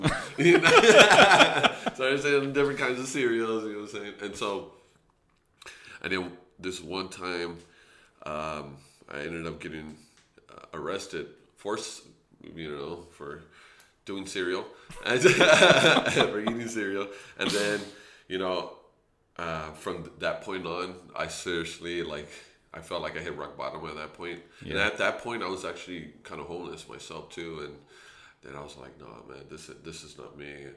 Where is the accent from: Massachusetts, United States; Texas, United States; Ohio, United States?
Texas, United States; San Antonio; I'm actually from the east side of San Antonio. But I would say the east side of San Antonio is because that's where I majority lived most